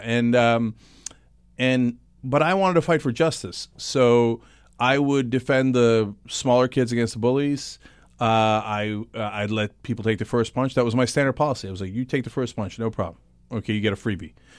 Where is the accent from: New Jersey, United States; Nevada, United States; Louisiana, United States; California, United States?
New Jersey, United States; East Brunswick; born or raised there; also born or lived in Istanbul, Turkey